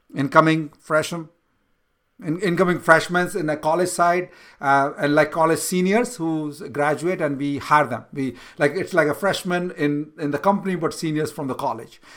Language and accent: English; India; moved away as an adult; now in United States; I was born in India, I came to U S right now